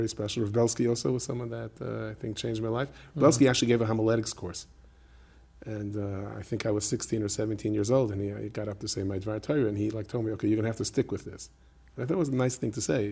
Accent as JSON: {"language": "English", "town": "New York City", "region": "New York", "country": "United States", "tie": "born or raised there", "also_born_or_lived": "Crown Heights, Brooklyn", "said": "I grew up in Bar Park"}